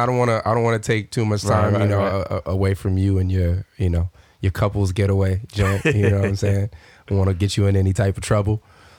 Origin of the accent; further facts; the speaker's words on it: Southern California, United States; moved away; being somebody growing up in Southern California